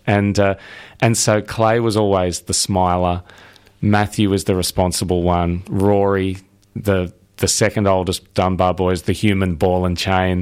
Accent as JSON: {"language": "English", "town": "Sydney", "region": "New South Wales", "country": "Australia", "tie": "born or raised there", "said": "I'm from Sydney"}